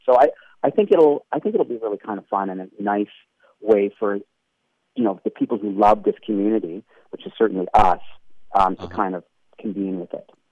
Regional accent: Canada; I'm a Canadian

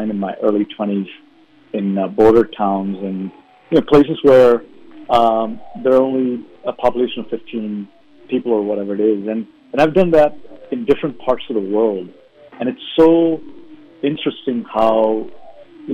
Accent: India; moved away; in the early part of my life, I grew up in India

